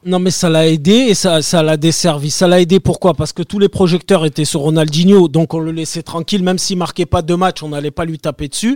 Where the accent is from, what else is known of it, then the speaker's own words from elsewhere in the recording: Marseille, Provence-Alpes-Côte d'Azur, France; je suis Marseillais